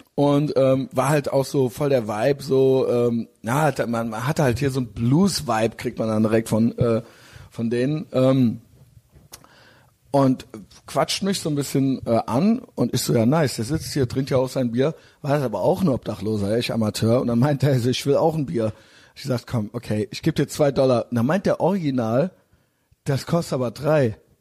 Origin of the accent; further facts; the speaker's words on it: Cologne, North Rhine-Westphalia, Germany; ich bin aus Köln